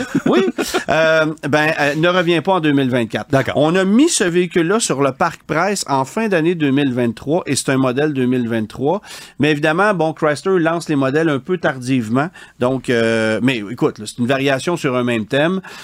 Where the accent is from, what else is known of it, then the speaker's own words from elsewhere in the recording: Quebec, Canada; chez nous au Québec